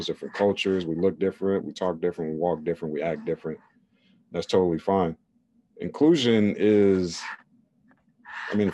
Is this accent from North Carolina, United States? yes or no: yes; North Carolina, United States; now in California, United States; when I was a kid and growing up in North Carolina, obviously more of a conservative space versus California, where I am now